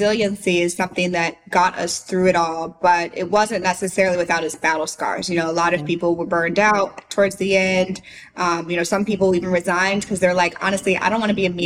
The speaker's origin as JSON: {"language": "English", "town": "St. Louis", "region": "Missouri", "country": "United States", "tie": "born or raised there", "moved": "as an adult", "lives_now": "Nashville, United States", "said": "I'm from St. Louis"}